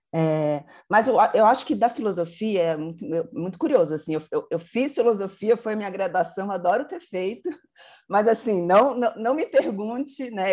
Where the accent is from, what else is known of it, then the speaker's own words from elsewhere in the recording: Brasília, Federal District, Brazil; moved away as an adult; also born or lived in São Paulo; eu sou de Brasília